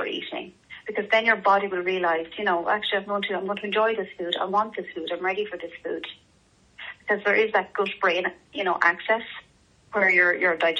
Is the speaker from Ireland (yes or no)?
yes; Ireland; we're Irish